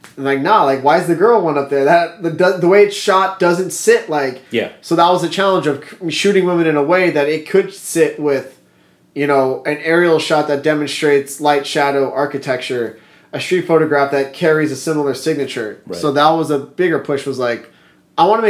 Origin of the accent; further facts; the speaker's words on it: Los Angeles, California, United States; we grew up in the San Fernando Valley skateboarding